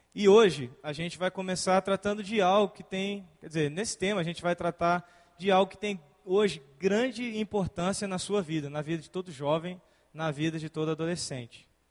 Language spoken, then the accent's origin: Portuguese; Brazil; somos nós os brasileiros